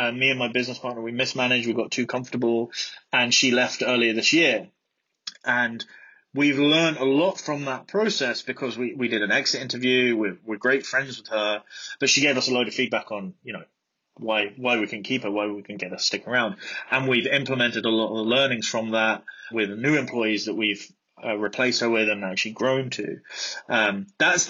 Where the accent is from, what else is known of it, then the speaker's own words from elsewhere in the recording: Brighton, South East England, United Kingdom; also born or lived in Midlands; I was born in Brighton. I grew up in Brighton.